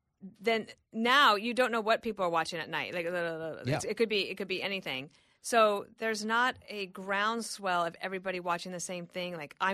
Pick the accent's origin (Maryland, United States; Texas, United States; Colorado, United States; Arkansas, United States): Colorado, United States; I'm not 14, and I love it. But I am from Colorado.